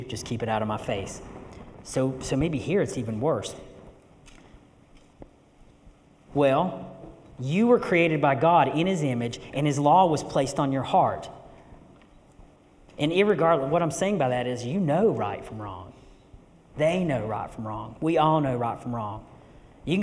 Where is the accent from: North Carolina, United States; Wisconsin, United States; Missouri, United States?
North Carolina, United States; western; I grew up here. I'm originally from West North Carolina